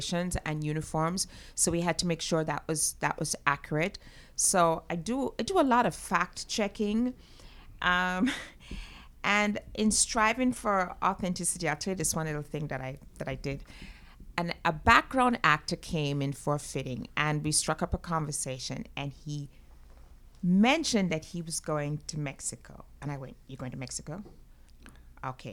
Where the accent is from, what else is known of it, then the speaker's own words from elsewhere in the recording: Jamaica; moved away as an adult; now in United States; my formative years, I grew up in Jamaica, went to high school there, families from there. And then I came to the States to go to college